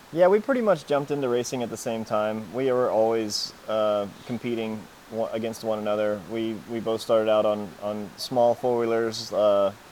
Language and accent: English; Greenville, Texas, United States